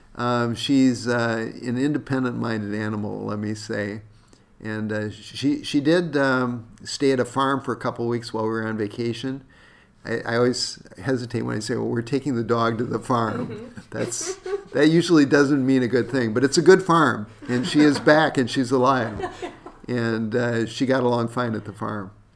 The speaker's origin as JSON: {"language": "English", "region": "South Dakota", "country": "United States", "tie": "born or raised there", "moved": "yes", "lives_now": "Minnesota, United States", "said": "growing up in South Dakota"}